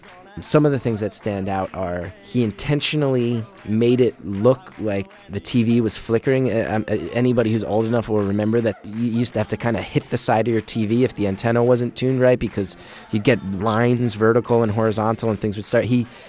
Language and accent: English; New Jersey, United States; a thing that I really embraced growing up in New Jersey.